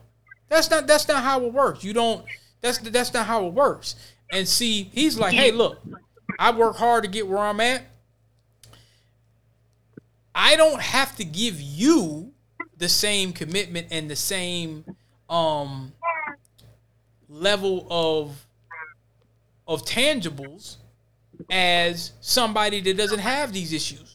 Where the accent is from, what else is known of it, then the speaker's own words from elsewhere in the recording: Virginia, United States; I'm from Virginia. I'm from where folks didn't flee